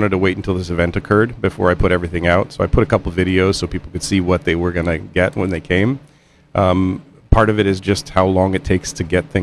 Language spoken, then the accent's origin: English; Midwest, United States; I grew up in the Midwest.